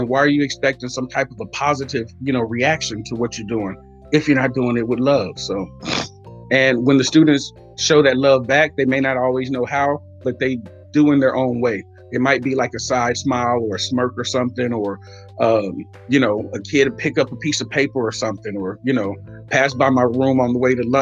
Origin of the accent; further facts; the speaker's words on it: United States; also born or lived in Oakland, California / Waller County, Texas; I grew up partly in Oakland and partly in Waller County. So the city and the country